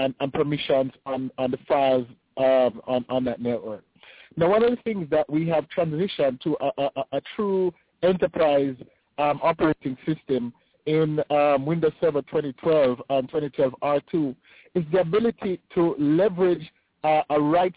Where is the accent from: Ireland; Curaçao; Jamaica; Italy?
Jamaica; moved away as an adult; now in United States; I'm from the Caribbean, right? So I'm from Jamaica, right? I started with Microsoft in Jamaica.